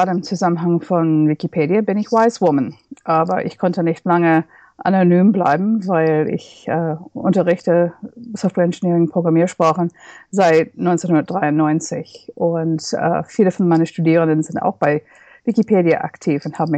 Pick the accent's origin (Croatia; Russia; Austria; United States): United States; first language English; German is a second language; now in Berlin, Germany; Ich stamme aus den USA und freue mich sehr, dass ich jetzt auf Englisch unterrichten